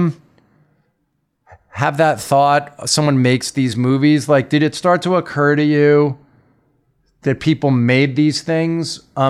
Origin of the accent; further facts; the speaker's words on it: Long Island, New York, United States; when I was a kid growing up on Long Island